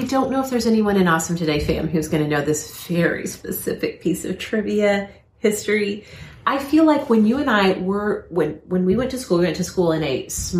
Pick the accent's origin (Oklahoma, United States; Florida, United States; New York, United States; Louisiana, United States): Oklahoma, United States; Most every county I lived in growing up in Oklahoma was dry